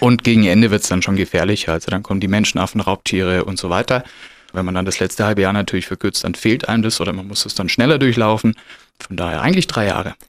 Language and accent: German; Stuttgart, Baden-Württemberg, Germany; wohne in Stuttgart Ost, bin ein bisschen ausgewandert, weil geboren bin ich in Bad Cannstatt